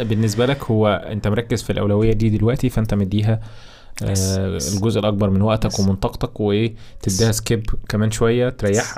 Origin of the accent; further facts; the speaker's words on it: Egypt; عندنا في مصر